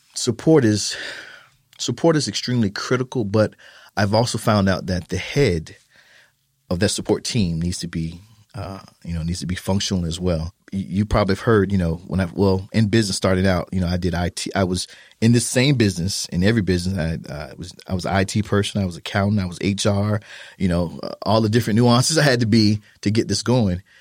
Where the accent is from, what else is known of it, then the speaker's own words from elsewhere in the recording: Fort Lauderdale, Florida, United States; moved away as an adult; also born or lived in Germany; now in San Antonio, United States; I'm originally from Florida